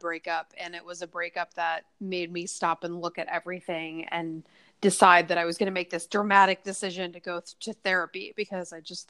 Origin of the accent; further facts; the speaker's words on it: Nebraska, United States; now in New York City, United States; I'm mostly 100% in New York City, but I'm from Nebraska originally, when I go home, I see family